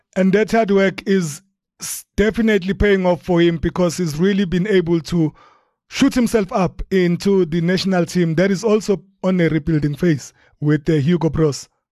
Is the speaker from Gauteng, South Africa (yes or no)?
no; Durban, KwaZulu-Natal, South Africa; my hometown of Durban